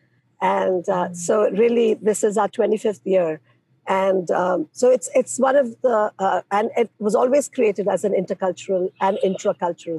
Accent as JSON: {"language": "English", "country": "India", "moved": "as an adult", "lives_now": "Minneapolis, United States", "said": "I am an immigrant from India. So I come from India into the space"}